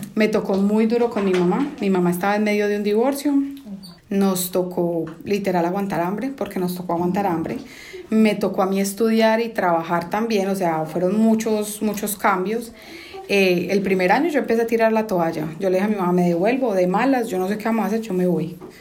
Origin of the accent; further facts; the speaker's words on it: Colombia; now in United States; Crecí en Colombia, no fue una niñez fácil